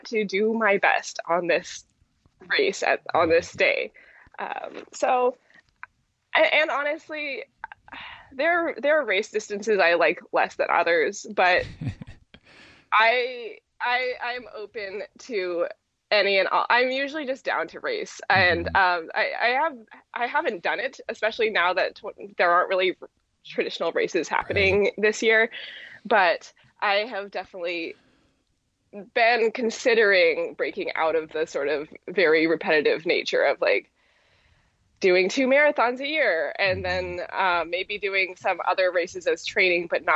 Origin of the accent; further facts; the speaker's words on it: Mill Valley, California, United States; Mill Valley is my hometown